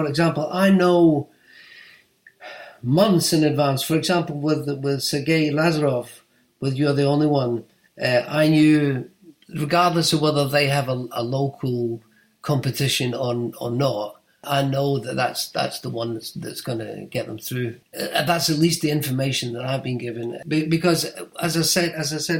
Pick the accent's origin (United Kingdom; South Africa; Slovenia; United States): United Kingdom; I'm British